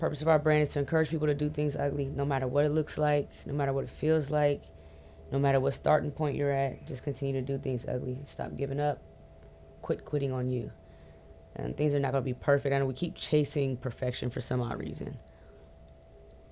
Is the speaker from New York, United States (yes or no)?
no; Forestville, Maryland, United States; Growing up in PG was amazing. I grew up in Forestville, Maryland